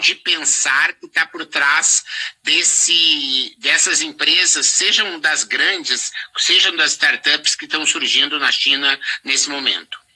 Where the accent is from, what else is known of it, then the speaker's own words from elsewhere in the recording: Brazil; como brasileiro